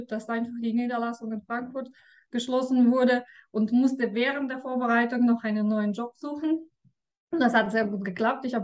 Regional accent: Russia; Ja, ich komme aus Russland.

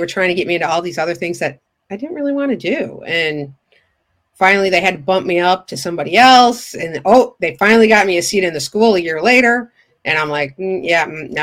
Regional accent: Lombard, Illinois, United States; I am from Lombard, Illinois, which is a western suburb of Chicago.

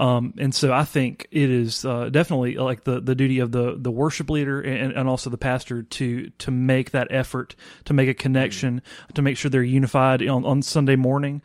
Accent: Vicksburg, Mississippi, United States; I am originally from Vicksburg, Mississippi

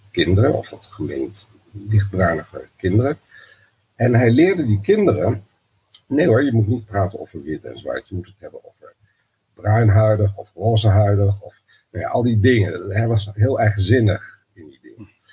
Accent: Twente, Overijssel, Netherlands; omdat ik ben opgegroeid in Twente

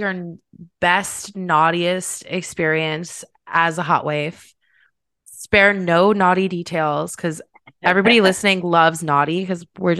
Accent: Cleveland, Ohio, United States; I'm from Cleveland

